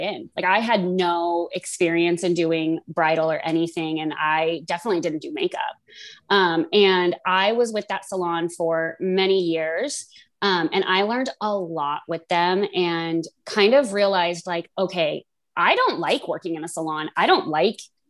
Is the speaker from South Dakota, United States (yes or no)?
no; Las Vegas, Nevada, United States; moved away as an adult; also born or lived in Des Moines, Iowa; now in Iowa, United States; I'm from Des Moines originally, but grew up in Las Vegas